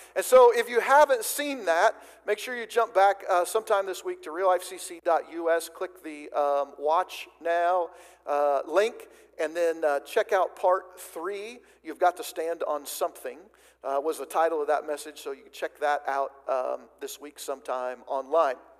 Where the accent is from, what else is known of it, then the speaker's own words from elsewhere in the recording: White City, Oregon, United States; I grew up in Oregon. First 18 years of uh, my life was spent in south central Oregon, about 45 minutes or an hour or so from the California border